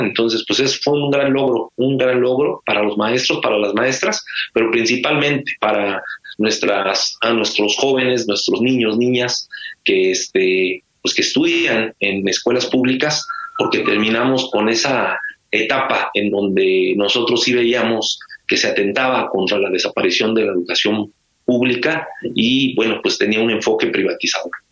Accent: Mexico

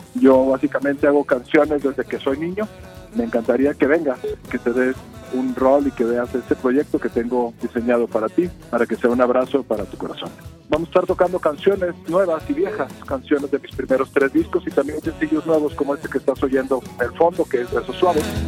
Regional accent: Mexico; soy cantautor mexicano

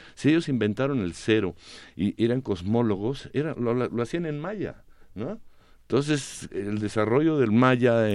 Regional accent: Mexico City, Mexico; por qué somos chilangos si esto es el anáhuac

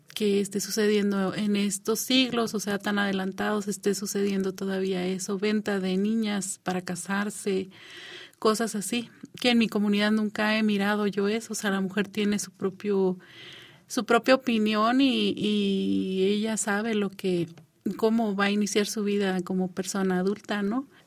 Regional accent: Baja California, Mexico; nos adecuamos a las leyes mexicanas porque estamos en México, pero dentro de nuestro pueblo somos una nación

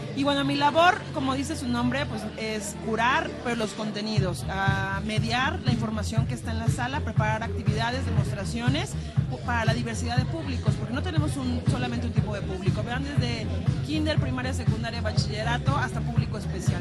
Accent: Tlaxcala, Mexico; now in Mexico City, Mexico; yo soy originaria de Tlaxcala

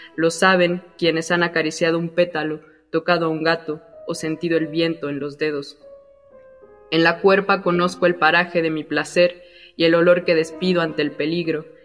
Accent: Mexico City, Mexico; yo crecí en Santa Úrsula Cuapa, bueno, en el barrio de La Ruiz y después en la colonia vecina.

